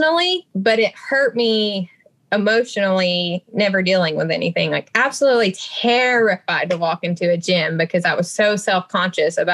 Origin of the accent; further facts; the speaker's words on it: Alabama, United States; born and raised in Alabama